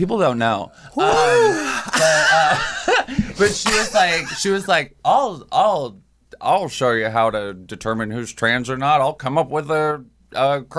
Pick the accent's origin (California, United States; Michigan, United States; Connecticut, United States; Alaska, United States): Alaska, United States; Juneau; moved away as an adult; now in New York, United States; Juneau, Alaska.